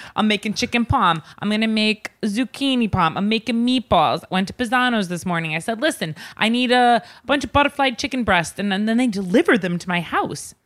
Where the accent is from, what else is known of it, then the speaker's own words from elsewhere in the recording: Long Island, New York, United States; I grew up in Long Island